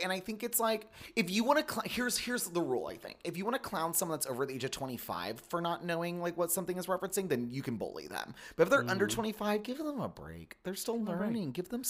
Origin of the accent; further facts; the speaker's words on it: the South, United States; I'm from the South.